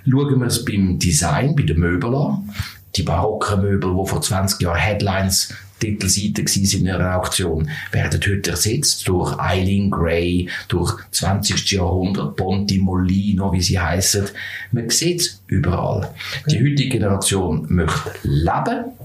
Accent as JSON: {"language": "German", "region": "Zurich", "country": "Switzerland", "tie": "born or raised there", "said": "möchte das Tram nehmen von mm, Flunter, wo ich aufgewachsen bin"}